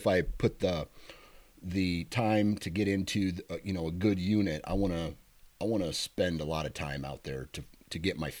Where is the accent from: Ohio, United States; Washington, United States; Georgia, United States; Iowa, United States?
Iowa, United States; Iowa, my home state.